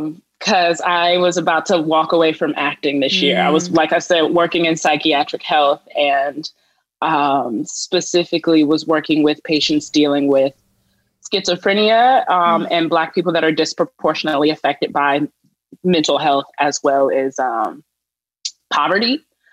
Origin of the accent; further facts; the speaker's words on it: Richmond, Virginia, United States; I'm from Virginia, so I grew up in the heart of the Confederacy and went to school like in Richmond, Virginia, the capital of the Confederacy.